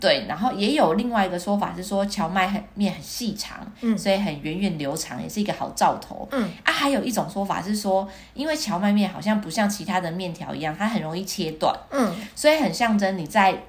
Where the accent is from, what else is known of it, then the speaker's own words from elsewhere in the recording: Taiwan; 我们台湾